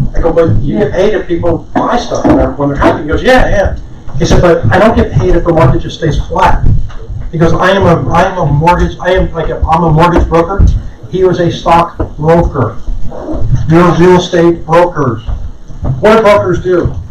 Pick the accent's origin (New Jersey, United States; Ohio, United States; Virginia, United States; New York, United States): New Jersey, United States; Madison; I grew up in Madison, New Jersey